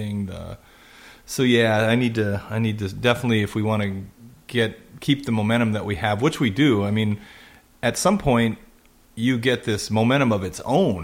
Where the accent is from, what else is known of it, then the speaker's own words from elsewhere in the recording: Sac County, Iowa, United States; I grew up in South Sac County with the barbed wire and ditchweed all around me